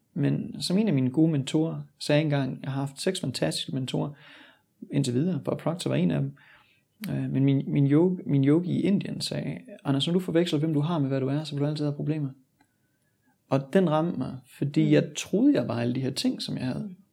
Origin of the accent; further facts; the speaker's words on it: Sønderborg, Southern Denmark, Denmark; moved away as an adult; Jeg er født og opvokset i Sønderborg, og forlod Danmark